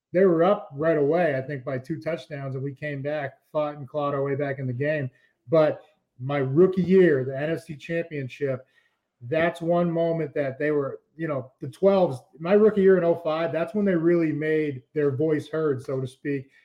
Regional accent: East Coast, United States; I grew up on the East Coast

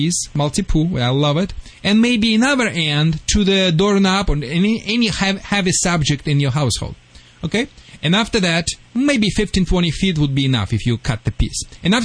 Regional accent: Michigan, United States; accent: Michigan; Sorry for my Michigan accent. I still have it.

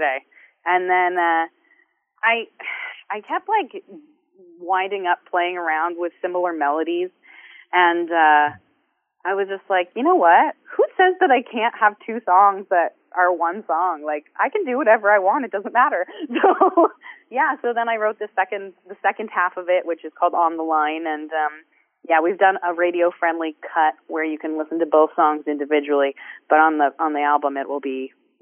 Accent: Waterdown, Ontario, Canada; I run an open mic in my hometown, Waterdown, Ontario

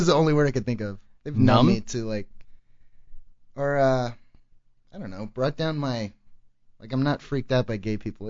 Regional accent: Arlington, Texas, United States; also born or lived in Plano, Texas / Little Elm, Texas; I actually grew up in Arlington till I was 12, and that's kind of a big city. It was kind of like an urban type of place, probably like similar to where you grew up. And then I moved to Plano, which was this really... you know, kind of snooty area

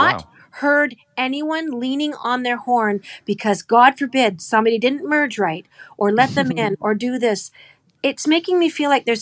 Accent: Canada; Where are you from? I said, Canada

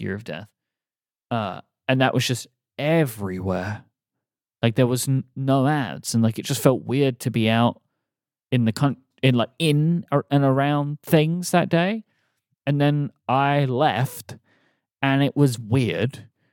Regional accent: United Kingdom; moved away; as a British person

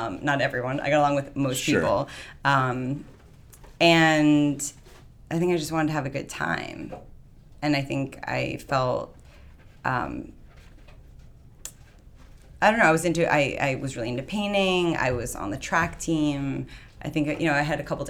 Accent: New York, United States; moved away as an adult; also born or lived in California; growing up in New York, you just grow up fast

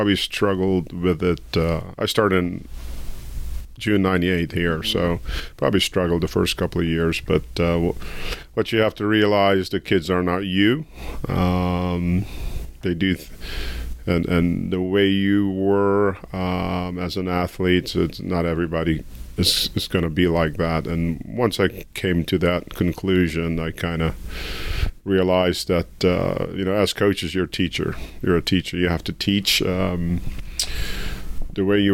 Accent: Suriname; now in United States; my home country, Suriname

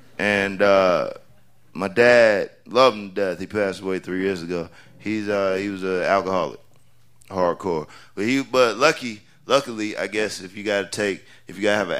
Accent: North Carolina, United States; also born or lived in Oklahoma / Spain; So I was born in Oklahoma, even though, yeah, I claim North Carolina because that's where I've been the longest.

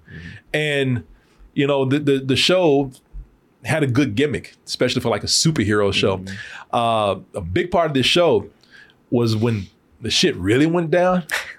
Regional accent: Waco, Texas, United States; I grew up in Waco.

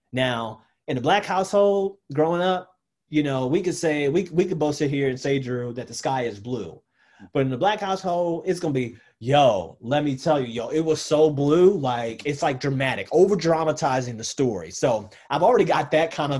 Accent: Baltimore, Maryland, United States; moved away as an adult; also born or lived in Birmingham, Alabama; now in Louisville, United States; this kid growing up in Baltimore

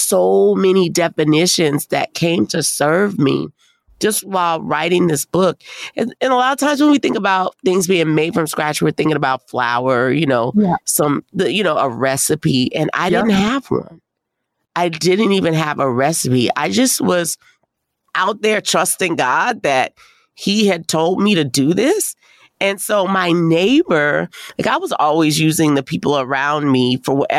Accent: New Orleans, Louisiana, United States; I'm from New Orleans

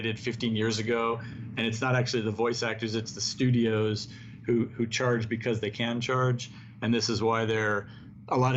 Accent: United States; as an American

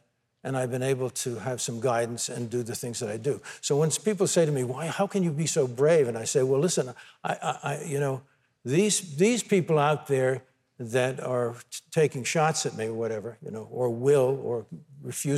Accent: United States; the blessing of being born an American

